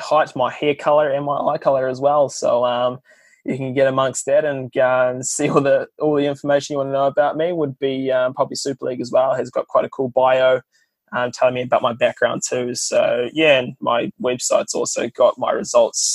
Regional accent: Whakatane, Bay of Plenty, New Zealand; Karis is a local sub-development business in New Zealand in my hometown. And Whakatane Cycle Centres

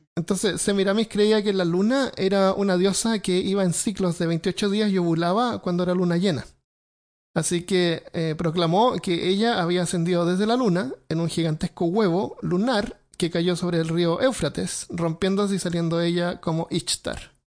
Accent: Santiago, Santiago Metropolitan Region, Chile; moved away; yo me crié en Santiago y no, no, es una ciudad.

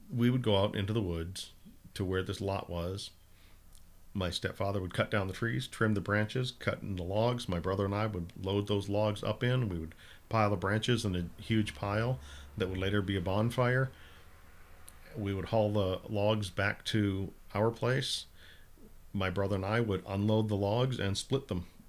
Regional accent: Minnesota, United States; I grew up in Minnesota

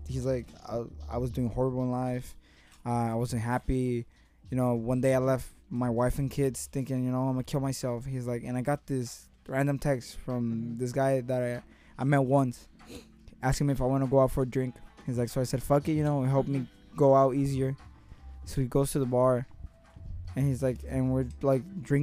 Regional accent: Mexico; well, I'm from Mexico

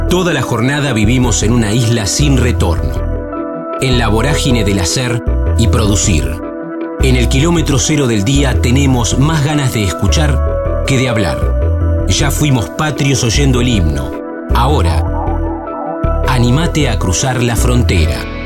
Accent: La Plata, Buenos Aires Province, Argentina; los que somos de La Plata

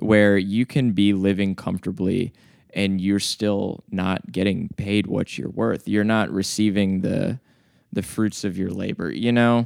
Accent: the South, United States; I was like 14, growing up in the South as a white dude

